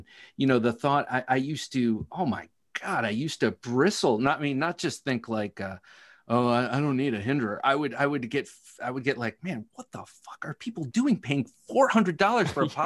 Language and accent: English; Ohio, United States; I grew up in Ohio